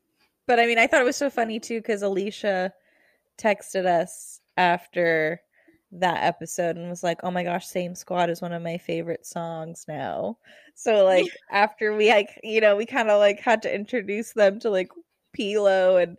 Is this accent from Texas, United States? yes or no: yes; Texas, United States; I'm from Texas